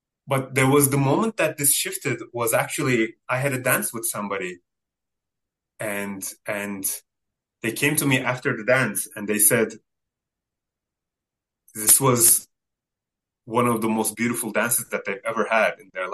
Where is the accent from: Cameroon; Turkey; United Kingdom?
Turkey; first language Turkish; English is a second language; it's not Turkish, that's my mother tongue